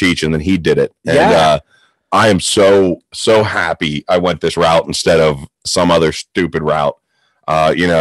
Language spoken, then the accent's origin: English; Pittsburgh, Pennsylvania, United States; I'm from Pittsburgh